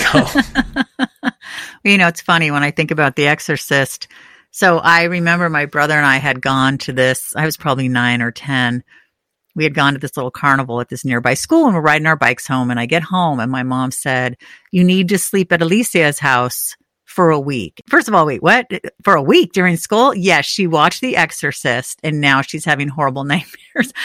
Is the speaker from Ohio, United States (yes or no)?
no; Northern California, United States; moved away; I grew up in Northern